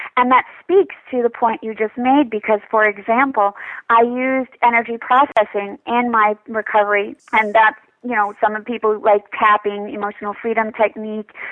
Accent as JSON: {"language": "English", "town": "New York City", "region": "New York", "country": "United States", "moved": "yes", "said": "I'm from New York City, so a club kid sort of girl."}